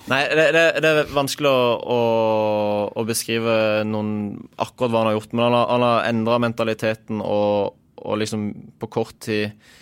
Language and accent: Norwegian; Agder, Norway; som sørlending